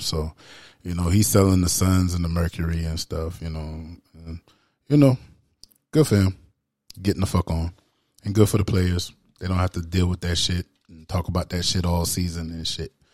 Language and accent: English; the South, United States; as an American that I am and from the South